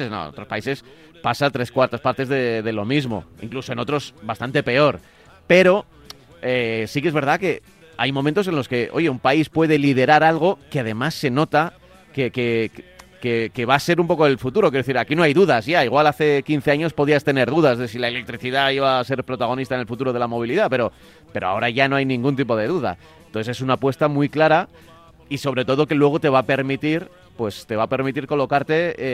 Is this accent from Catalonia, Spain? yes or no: yes; Amposta, Catalonia, Spain; de, de Amposta de Tarragona.